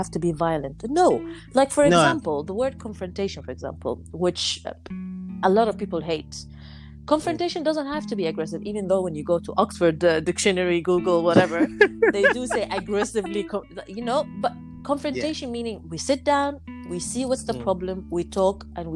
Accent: Egypt; I come from Egypt

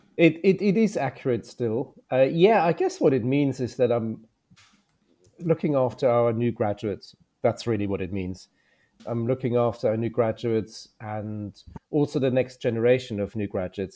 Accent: Germany; moved away as an adult; now in United Kingdom; I'm from Germany, I did the doctorate as well. So, I was a doctor before I came to the U K.

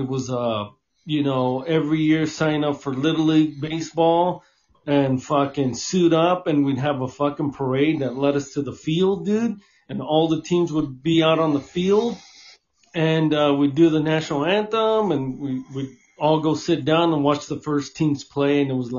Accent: California, United States; growing up in California

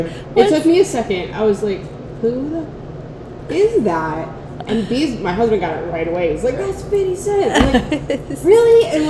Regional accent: Lancaster, Pennsylvania, United States; I'm from Lancaster, so we're mostly Eagles fans.

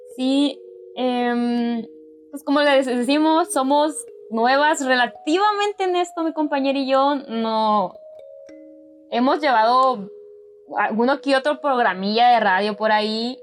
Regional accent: northern Mexico, Mexico; tú y yo somos de México

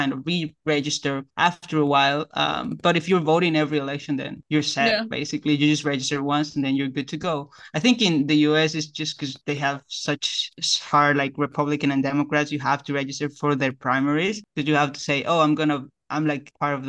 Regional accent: Bolivia; now in United States

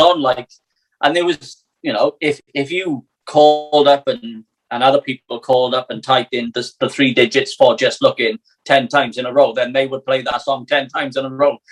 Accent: Wales, United Kingdom

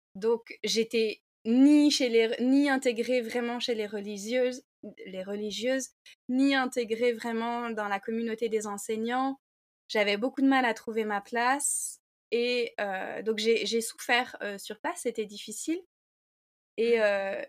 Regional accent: Saint-Malo, Brittany, France; je suis malouine, donc je suis née à Saint-Malo, j'ai grandi à Saint-Malo

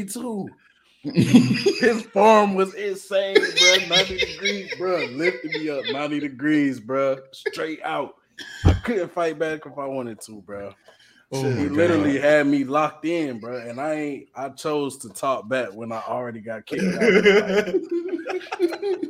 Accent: Charlotte, North Carolina, United States; I'm from Charlotte

